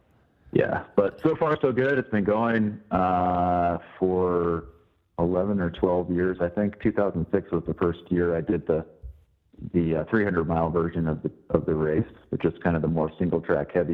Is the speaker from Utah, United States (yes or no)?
yes; Salt Lake City, Utah, United States; I grew up in Salt Lake City